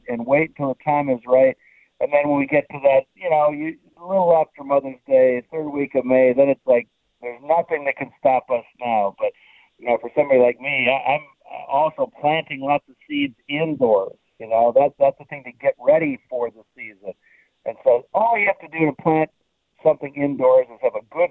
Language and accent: English; Cleveland, Ohio, United States; moved away as an adult; now in Pittsburgh, United States; I grew up in Cleveland